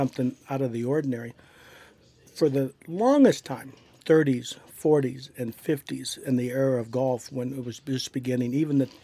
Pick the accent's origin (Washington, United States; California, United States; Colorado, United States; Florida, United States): Colorado, United States; Pueblo; Grew up in Bessemer.